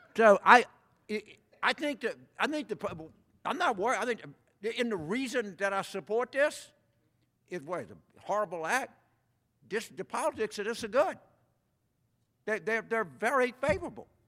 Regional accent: South Louisiana, United States; I just was like fifteen years old growing up in South Louisiana

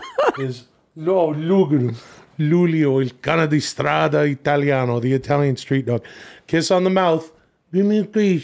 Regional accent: Ladner, British Columbia, Canada; Of course, I am from Ladner. It's a suburb outside of Vancouver.

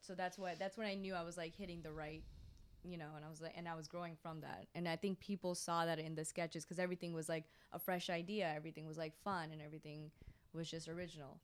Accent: Florida, United States; also born or lived in India; I was born in Florida

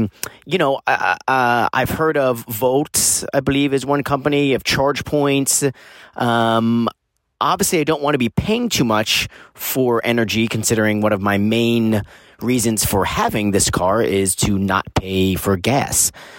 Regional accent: Los Angeles, California, United States; I'm from Los Angeles, California.

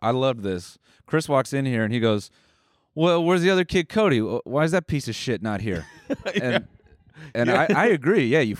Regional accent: Toronto, Ontario, Canada; I'm from Toronto.

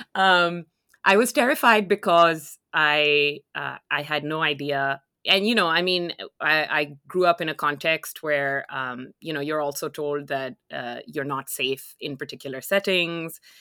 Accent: Lahore, Punjab, Pakistan; moved away as an adult; now in Canada; I'm originally from Lahore, which is a city in Pakistan

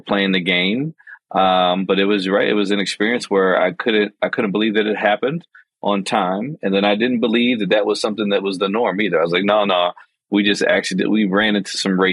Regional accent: Chicago, Illinois, United States; I'm a black man growing up in Chicago in a neighborhood that's majority black and Latinx

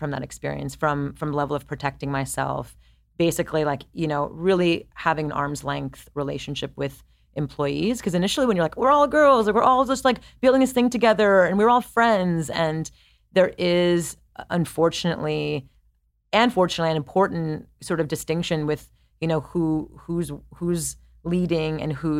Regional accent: Montreal, Quebec, Canada; I'm Montreal.

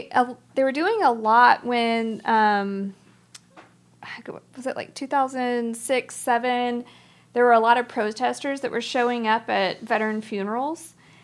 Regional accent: Dallas, Texas, United States; Yeah, we're from Dallas.

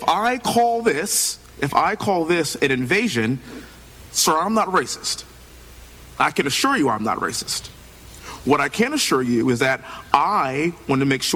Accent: Texas, United States; being born and raised in Texas, living in Houston

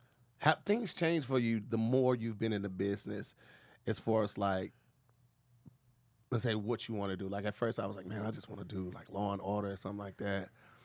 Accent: Missouri, United States; I was raised in the Midwest. Missouri is one of the last states to abolish slavery

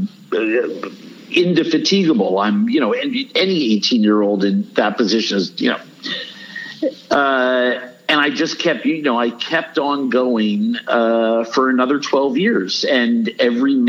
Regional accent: New York City, New York, United States; moved away; I grew up in New York City.

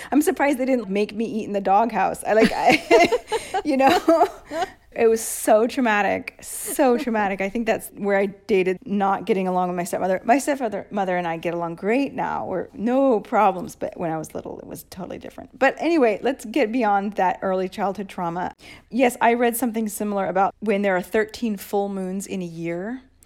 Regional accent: Seattle, Washington, United States; moved away as an adult; now in Rome, Italy; I'm from Seattle. Uh, Katie and I met on the school bus in the sixth grade

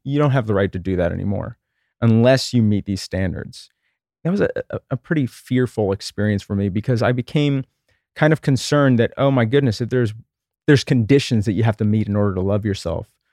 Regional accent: Texas, United States; I grew up in Texas in the nineteen eighties

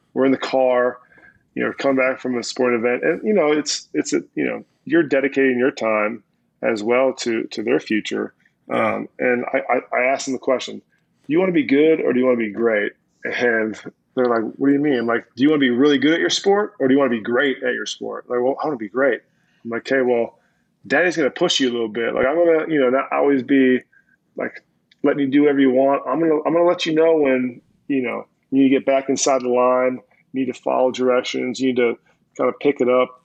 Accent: Minnesota, United States; I grew up in Minnesota, early '90s

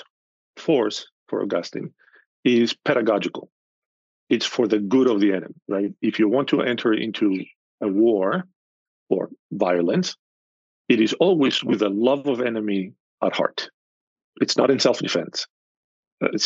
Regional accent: Athens, Attica, Greece; moved away as an adult; now in United States; I'm from Athens, central Athens.

